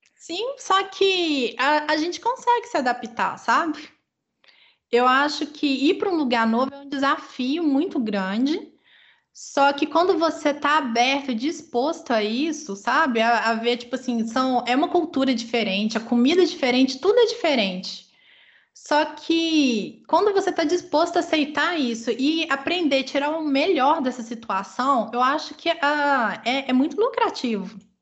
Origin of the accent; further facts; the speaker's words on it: Minas Gerais, Brazil; moved away; nós somos mineiros